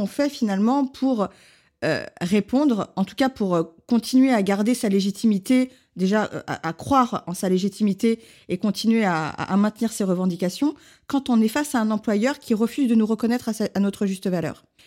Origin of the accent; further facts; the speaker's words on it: Lyon, Auvergne-Rhône-Alpes, France; je suis lyonnaise